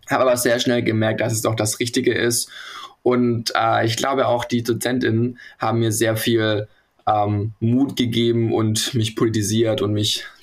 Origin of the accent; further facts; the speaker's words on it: Hamburg, Germany; Ich komme aus Hamburg und ich studiere gerade Pflege im achten Semester.